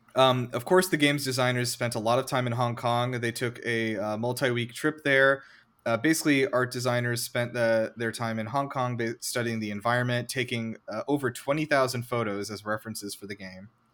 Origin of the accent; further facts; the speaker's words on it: United States; being an American